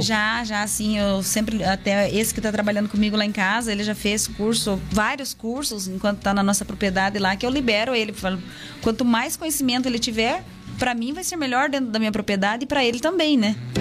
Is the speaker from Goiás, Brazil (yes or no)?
no; Castro, Paraná, Brazil; Eu nasci aqui em Castro, mas tá. fui criada lá, né? Sempre morei lá, lá na Paina